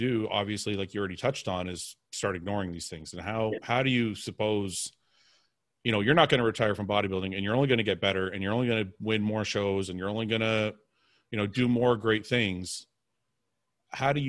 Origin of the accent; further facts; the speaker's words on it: Canada; we're from Canada